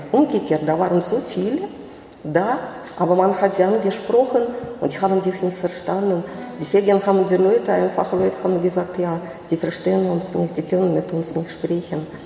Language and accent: German; Saint Petersburg, Russia; Und ich komme aus der Stadt, äh, wo äh, deutsche Präsenz äh, nicht zu übersehen war, aus St. Petersburg. Die Stadt ist russisch